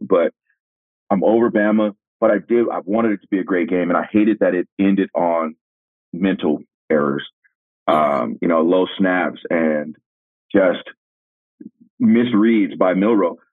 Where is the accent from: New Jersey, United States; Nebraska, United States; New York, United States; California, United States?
California, United States; growing up in California